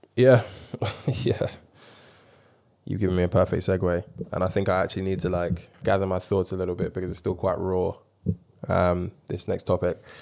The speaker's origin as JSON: {"language": "English", "region": "London", "country": "United Kingdom", "tie": "born or raised there", "said": "being a black man growing up in London"}